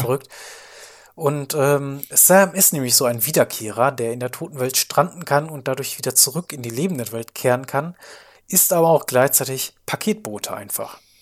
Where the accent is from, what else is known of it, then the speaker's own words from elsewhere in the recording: Germany; als Deutscher